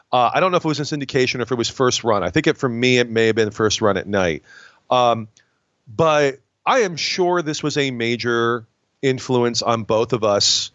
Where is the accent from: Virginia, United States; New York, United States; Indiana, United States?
New York, United States; Binghamton; I'm from Binghamton, New York. Uh, which is Rod Serling's hometown, and he is our biggest celebrity.